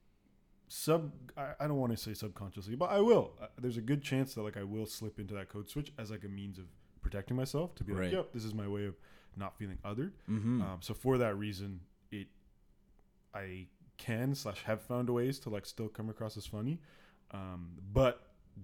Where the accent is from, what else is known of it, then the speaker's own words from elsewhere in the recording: Pickering, Ontario, Canada; also born or lived in Ajax, Ontario; I grew up in Ajax and then Pickering